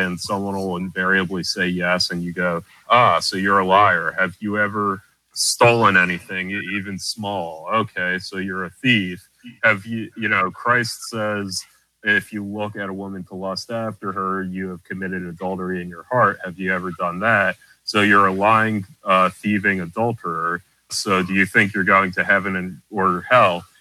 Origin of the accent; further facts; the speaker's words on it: United States; I like kind of grew up close to it